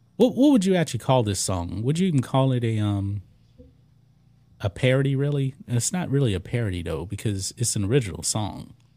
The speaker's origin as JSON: {"language": "English", "town": "Beaumont", "region": "Texas", "country": "United States", "tie": "born or raised there", "said": "I grew up in Beaumont"}